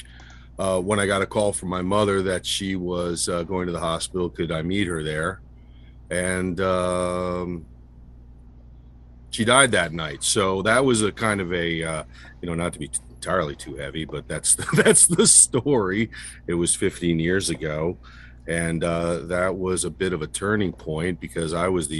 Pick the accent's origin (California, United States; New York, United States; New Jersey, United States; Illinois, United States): New Jersey, United States; Sussex County; I grew up here in Sussex County